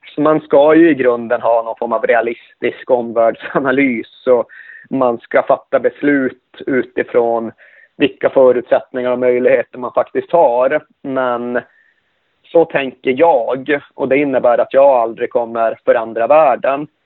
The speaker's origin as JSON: {"language": "Swedish", "town": "Malmberget", "region": "Norrbotten County", "country": "Sweden", "said": "Malmberget där jag kommer ifrån"}